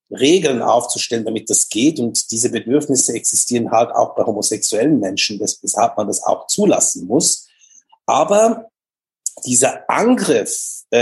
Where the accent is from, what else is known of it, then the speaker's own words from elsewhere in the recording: Switzerland; Genau, bei uns in der Schweiz